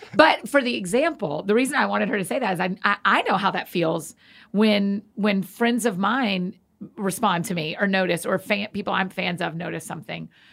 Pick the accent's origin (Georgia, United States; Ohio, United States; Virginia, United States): Georgia, United States; Atlanta; growing up in Atlanta